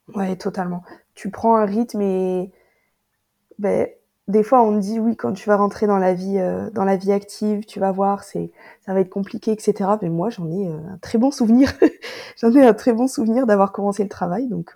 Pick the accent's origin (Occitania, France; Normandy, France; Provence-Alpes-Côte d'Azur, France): Occitania, France; Toulouse; moved away; also born or lived in north of France; je suis née ici à Toulouse